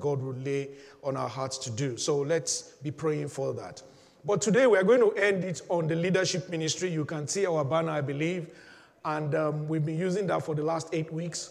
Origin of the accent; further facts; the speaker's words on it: Nigeria; I'm a Nigerian